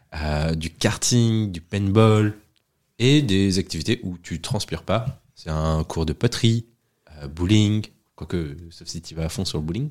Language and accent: French; Agen, Nouvelle-Aquitaine, France; je suis originaire d'Agen